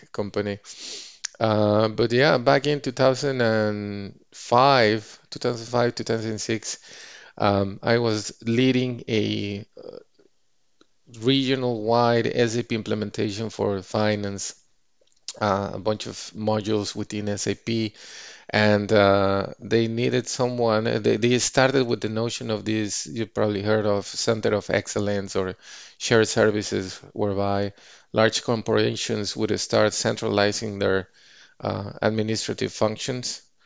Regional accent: Mexico City, Mexico; moved away as an adult; now in Bay Area, United States; my hometown in Mexico City

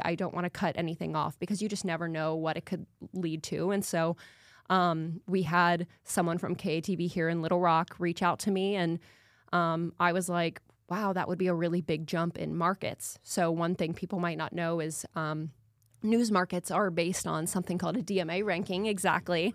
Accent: Lawrenceville, Georgia, United States; moved away as an adult; also born or lived in Duluth, Minnesota; now in Arkansas, United States; I'm from Lawrenceville, Georgia, so that's right outside of Atlanta

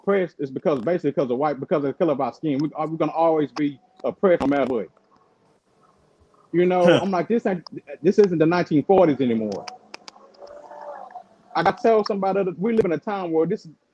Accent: the South, United States; accent: southern; My southern accent

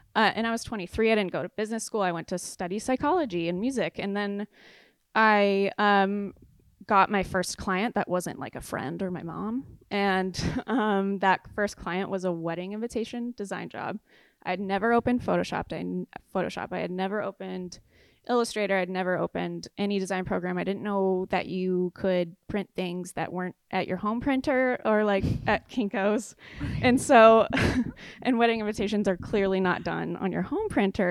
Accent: San Clemente, California, United States; moved away as an adult; also born or lived in Chicago; I'm from San Clemente

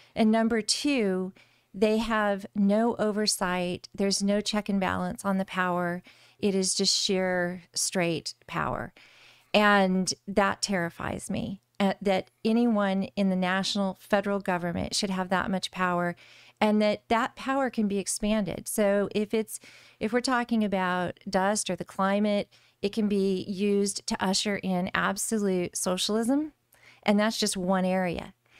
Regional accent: Eloy, Arizona, United States; I grew up in Arizona City in Eloy, Arizona. So, r- rural Arizona in Pinal County

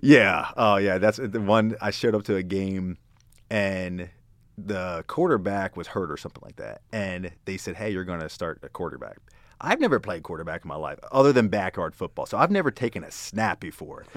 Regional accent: Hanover, Pennsylvania, United States; moved away as an adult; also born or lived in Baltimore / North Carolina; now in Texas, United States; grew up in Pennsylvania

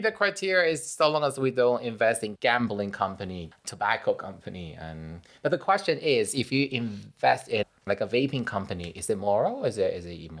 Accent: Taiwan; I'm from Taiwan

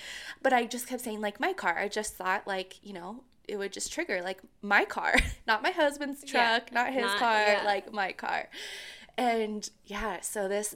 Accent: Colorado, United States; also born or lived in Central Texas / Kansas; I'm from Colorado, so, like, growing up, we really never had a snake problem.

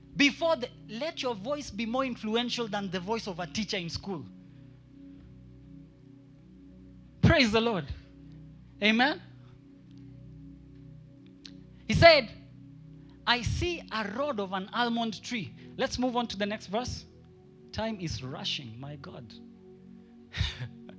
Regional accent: Kenya; I'm only a Kenyan

